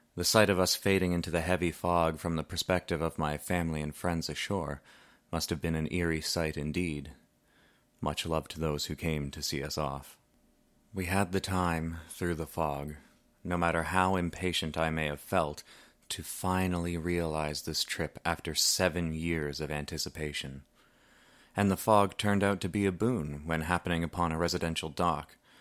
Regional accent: Deep River, Ontario, Canada; my hometown of Deep River, Ontario

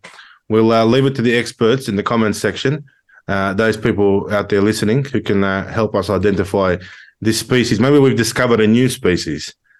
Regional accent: Australia; I was born in Australia. I've lived here for 33 years.

